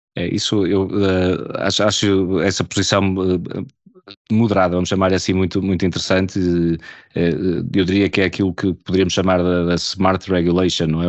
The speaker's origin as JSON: {"language": "Portuguese", "country": "Portugal", "said": "enquanto portugueses"}